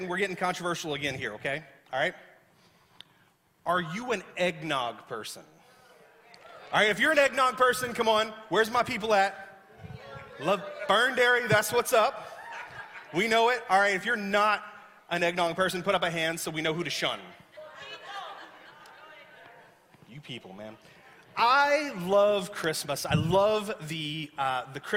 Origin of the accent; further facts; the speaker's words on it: the South, United States; moved away; I grew up in the South where it's hot and humid.